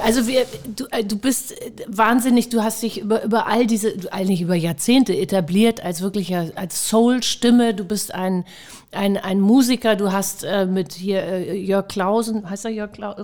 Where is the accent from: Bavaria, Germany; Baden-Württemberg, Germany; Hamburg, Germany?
Hamburg, Germany; Ich bin ja auch eine Hamburger Dern